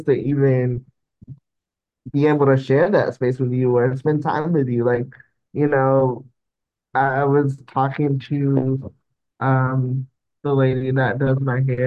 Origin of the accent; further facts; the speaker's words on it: the South, United States; I grew up in the South, so it was, very religious